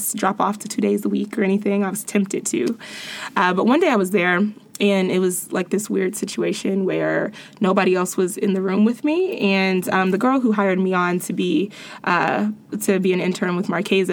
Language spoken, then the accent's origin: English; Cincinnati, Ohio, United States; I'm this girl from Cincinnati